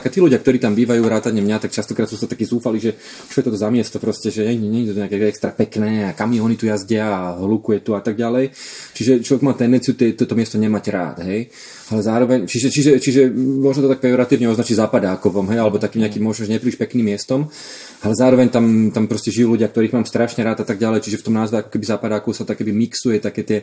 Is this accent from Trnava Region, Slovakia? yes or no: yes; Kúty, Trnava Region, Slovakia; ja pochádzam z Kutov